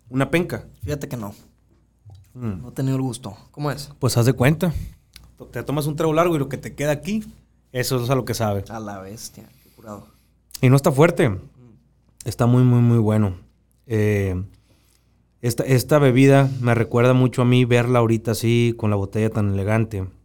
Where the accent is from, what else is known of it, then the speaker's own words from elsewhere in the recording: Baviácora, Sonora, Mexico; now in Hermosillo, Mexico; Cuando yo me vine a estudiar de Baviaco a Hermosillo, que estamos aproximadamente a dos horas eh, de, carretera.